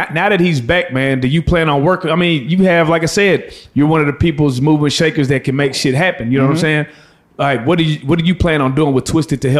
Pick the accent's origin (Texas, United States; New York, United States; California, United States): Texas, United States; Dallas; and we're from Dallas